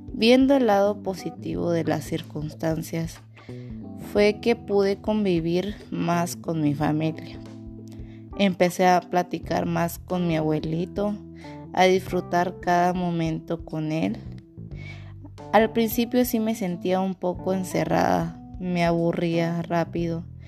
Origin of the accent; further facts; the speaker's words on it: Mazatenango, Suchitepéquez, Guatemala; soy de Mazatenango